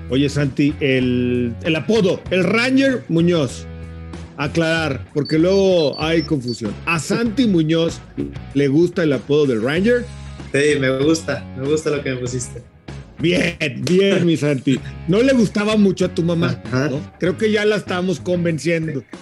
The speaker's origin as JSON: {"language": "Spanish", "country": "Mexico", "said": "como, como un mexicano más."}